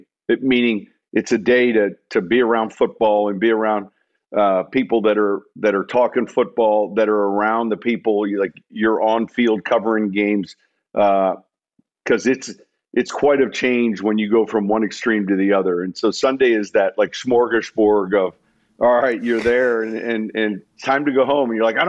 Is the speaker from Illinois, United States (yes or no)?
yes; Chicago, Illinois, United States; And I'm from Chicago, so obviously that's fairly close to home and they have a storied tradition.